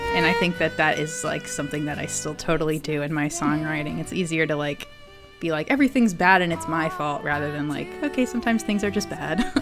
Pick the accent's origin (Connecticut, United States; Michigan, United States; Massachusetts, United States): Massachusetts, United States; Hopkinton; I grew up in a um, suburb outside of Boston called Hopkinton